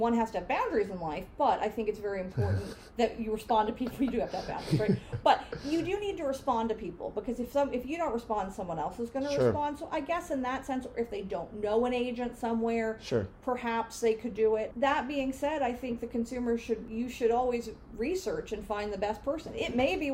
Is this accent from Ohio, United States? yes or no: no; New York City, New York, United States; also born or lived in San Francisco; I grew up on the Upper East Side with non-sporty parents